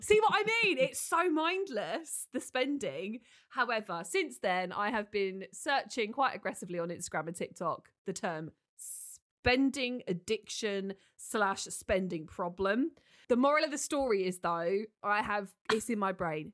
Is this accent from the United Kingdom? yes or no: yes; United Kingdom; we are so British